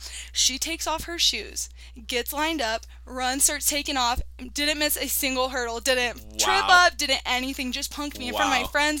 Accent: Carlsbad, New Mexico, United States; born or raised there

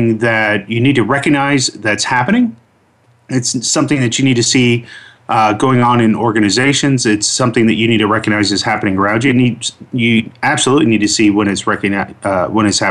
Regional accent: Orlando, Florida, United States; I grew up in Orlando, Florida

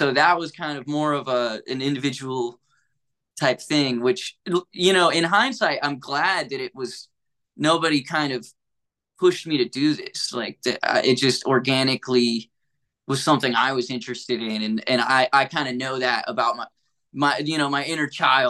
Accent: Hamptonville, North Carolina, United States; I grew up in a town called Hamptonville

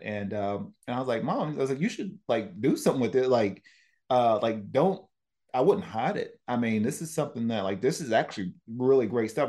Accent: Tennessee, United States; moved away; I'm from Tennessee

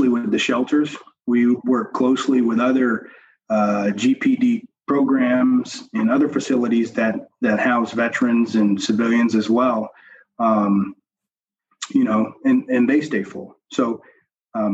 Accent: the South, United States; moved away as an adult; now in Northeast, United States; I grew up in the South

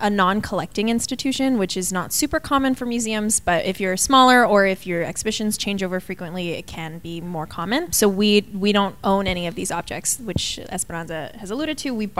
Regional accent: Tucson, Arizona, United States; Tucson, Arizona.

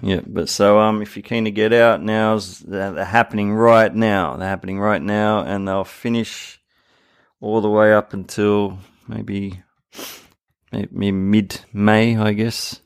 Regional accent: Sydney, New South Wales, Australia; now in Japan; I'm from Sydney.

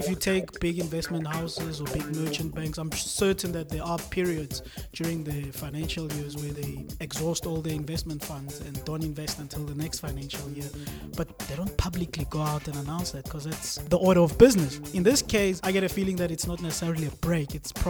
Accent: Bloemfontein, Free State, South Africa; born there; I was born in Bloemfontein. Don't knock my hometown.

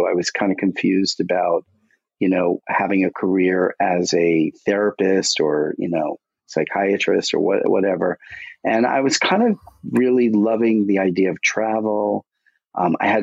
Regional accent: New York, United States; I'm a boy from Brooklyn

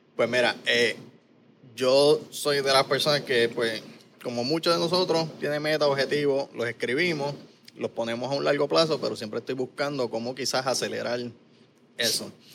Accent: Caguas, Puerto Rico; moved away as an adult; also born or lived in San Lorenzo, Puerto Rico / Texas; Yo me crié aquí en Cagua y San Lorenzo, en residenciales, en barriadas

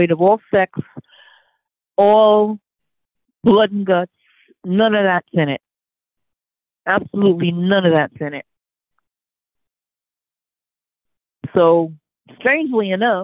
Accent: United States; I'm an American woman

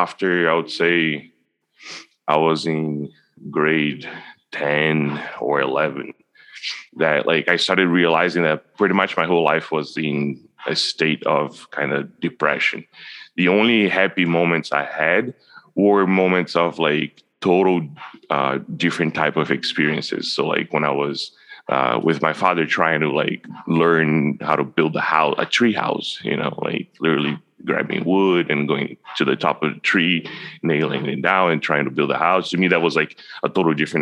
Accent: Brazil; now in Canada; I grew up in Brazil

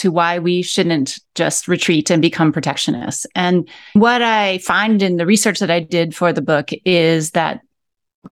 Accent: Akron, Ohio, United States; moved away as an adult; also born or lived in Mexico City / Buenos Aires; now in New York City, United States; I grew up in Akron, Ohio, which is in the Midwest of the United States.

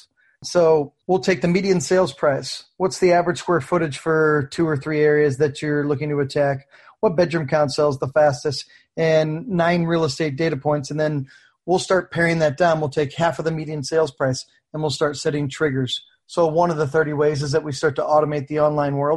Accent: St. Louis, Missouri, United States; moved away as an adult; now in St. Pete Beach, United States; I'm from St. Louis and just moved down here to St. Pete Beach

